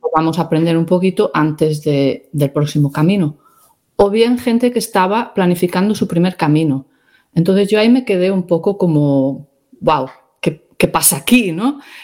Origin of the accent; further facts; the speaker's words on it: Galicia, Spain; also born or lived in Ireland; de pequeña pues iba a Santiago con cierta frecuencia